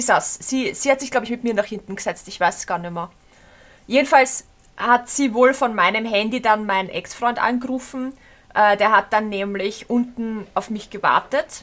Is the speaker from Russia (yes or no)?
no; Austria; accent: Austrian dialect; dass ich Österreicherin bin und so einen Dialekt ja. habe